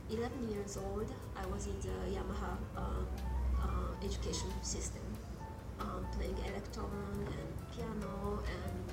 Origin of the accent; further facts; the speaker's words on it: Japan; moved away; the same model I grew up with in Japan.